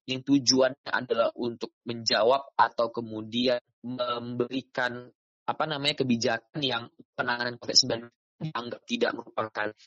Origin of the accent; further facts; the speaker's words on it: Binjai, North Sumatra, Indonesia; Asal saya dari Medan. Binjai tepatnya di Sumatera Utara.